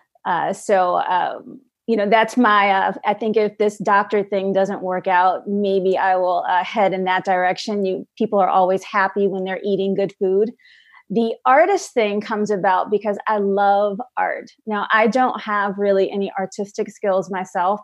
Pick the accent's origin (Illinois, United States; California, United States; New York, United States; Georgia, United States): Illinois, United States; Chicago; I'm from Chicago